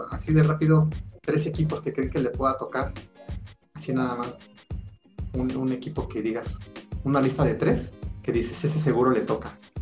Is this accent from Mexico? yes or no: yes; Mexico; aquí soy, mexicano